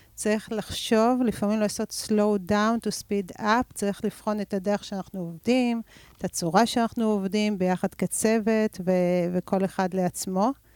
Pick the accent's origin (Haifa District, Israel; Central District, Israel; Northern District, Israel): Central District, Israel; Rehovot; נולדתי ברחובות ואני גרה ברחובות